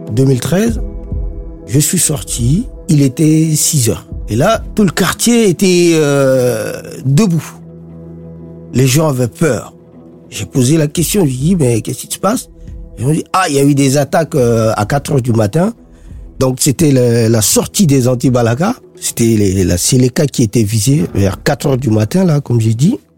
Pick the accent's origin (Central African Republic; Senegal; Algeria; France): Central African Republic; Bangui; PK5, c'est mon quartier, c'est, on va dire, c'est, mon fief, c'est là où j'ai grandi, euh, c'est là où j'ai euh, toute mon histoire.